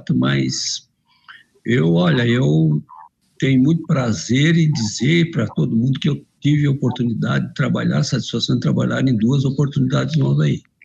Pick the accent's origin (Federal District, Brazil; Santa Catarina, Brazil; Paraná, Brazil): Santa Catarina, Brazil; Criciúma; Eu sou de Criciúma